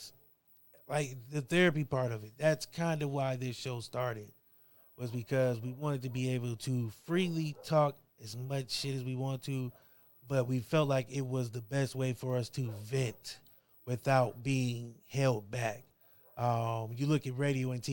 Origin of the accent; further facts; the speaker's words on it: Akron, Ohio, United States; now in Canton, United States; I'm from Akron, Ohio. I live in Canton